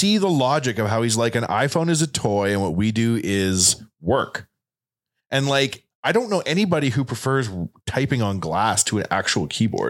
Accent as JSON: {"language": "English", "town": "Waterloo", "region": "Ontario", "country": "Canada", "said": "I'm from Waterloo, where vampires live."}